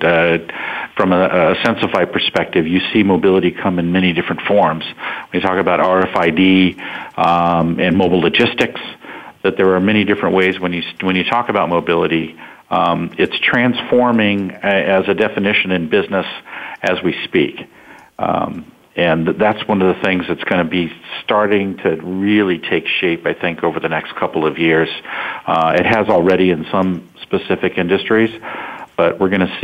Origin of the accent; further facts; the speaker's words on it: Silicon Valley, California, United States; I grew up in Silicon Valley